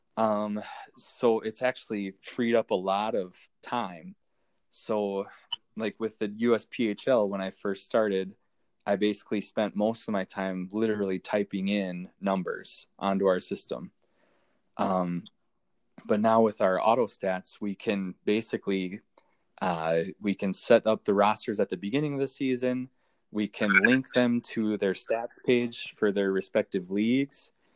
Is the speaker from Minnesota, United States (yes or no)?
yes; Minnesota, United States; So I live in Minnesota. I'm I'm from Minnesota